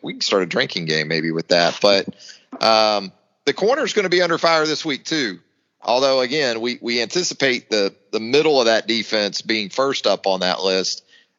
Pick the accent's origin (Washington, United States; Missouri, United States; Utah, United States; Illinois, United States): Missouri, United States; I'm from Missouri, the show me state